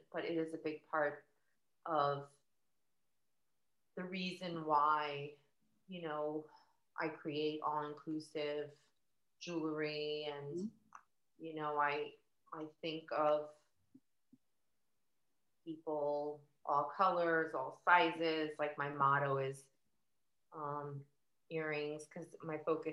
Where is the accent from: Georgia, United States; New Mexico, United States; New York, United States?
New York, United States; New York City; I grew up in New York, in Queens specifically